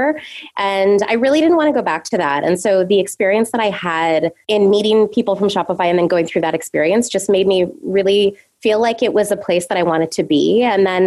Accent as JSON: {"language": "English", "country": "Canada", "also_born_or_lived": "south of France", "moved": "as an adult", "lives_now": "New York, United States", "said": "I'm originally from Canada"}